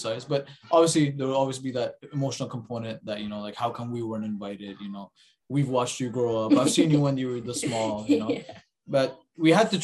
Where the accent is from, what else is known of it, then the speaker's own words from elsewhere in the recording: Canada; also born or lived in Maharashtra; they brought us to Canada and we grew up in Canada